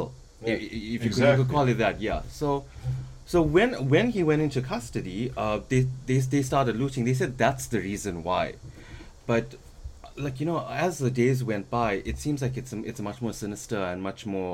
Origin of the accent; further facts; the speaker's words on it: Durban, KwaZulu-Natal, South Africa; moved away; my hometown got hit very badly